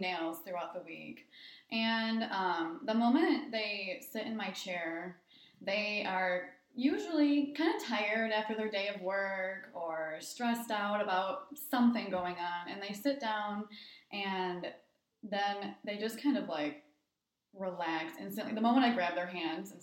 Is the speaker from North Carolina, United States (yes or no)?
no; Linwood, Michigan, United States; also born or lived in East Lansing, Michigan / Ann Arbor, Michigan; now in Bay City, United States; I grew up in Linwood.